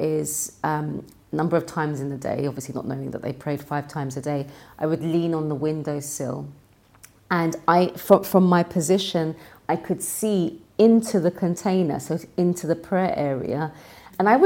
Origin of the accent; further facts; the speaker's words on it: London, United Kingdom; I was born and raised in London